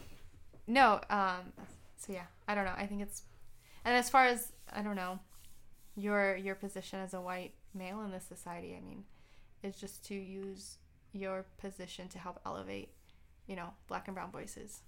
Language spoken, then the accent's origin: English; Tucson, Arizona, United States; moved away as an adult; also born or lived in Seattle / Ann Arbor, Michigan / San Diego; now in Detroit, United States; I grew up in Tucson, Arizona